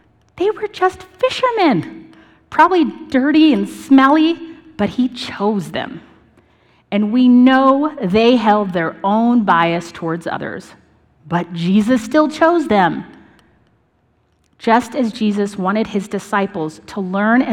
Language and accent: English; Northern Colorado, United States; growing up in Northern Colorado